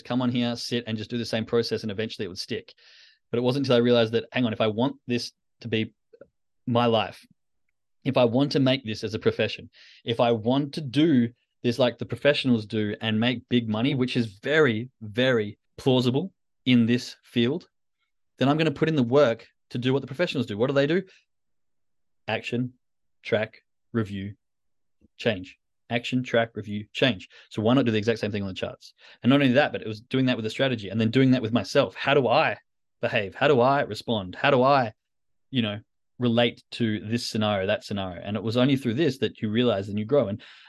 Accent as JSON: {"language": "English", "town": "Perth", "region": "Western Australia", "country": "Australia", "said": "I mean, we're all originally from Perth, but one's on a Euro trip. One lives in England and one lives in Belgium."}